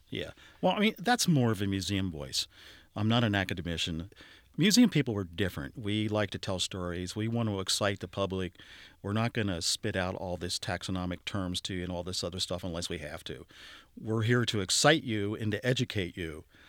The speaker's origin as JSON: {"language": "English", "town": "Cincinnati", "region": "Ohio", "country": "United States", "tie": "born or raised there", "said": "I grew up in Lower Clifton"}